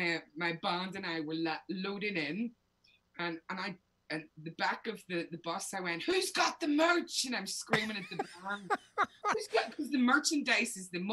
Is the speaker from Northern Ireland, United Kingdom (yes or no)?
yes; Belfast, Northern Ireland, United Kingdom; moved away as an adult; growing up in Belfast, he was everywhere. And I mean, I was very young.